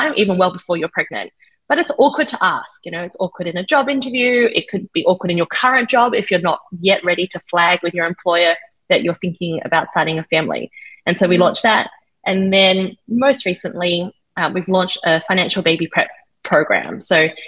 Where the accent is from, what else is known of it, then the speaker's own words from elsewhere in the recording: Australia; moved away as an adult; also born or lived in Sydney; now in New Zealand; I'm Australian.